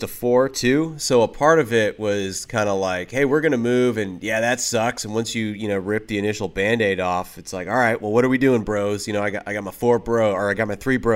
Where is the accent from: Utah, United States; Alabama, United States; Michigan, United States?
Michigan, United States; also born or lived in Los Angeles / Texas / Arkansas / Oklahoma; So that was in Michigan, but I've I've kind of bounced all over. So we're originally born in L.A. area.